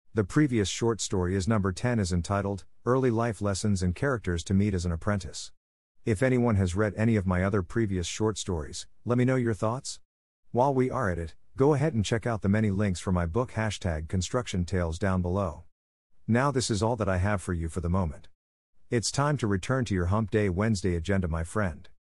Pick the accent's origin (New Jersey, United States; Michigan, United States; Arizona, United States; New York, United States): New York, United States; New York City; being from New York City and having a teenager.